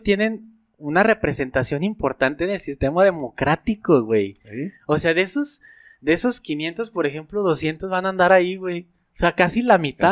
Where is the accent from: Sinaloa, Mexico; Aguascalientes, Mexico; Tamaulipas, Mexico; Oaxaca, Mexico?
Aguascalientes, Mexico; Nosotros somos de Aguascalientes